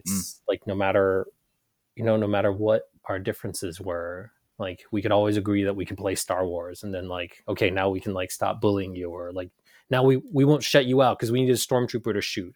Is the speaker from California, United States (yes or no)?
no; Carlisle, Pennsylvania, United States; also born or lived in Ho Chi Minh City, Vietnam; now in Portland, Maine, United States; growing up in Carlisle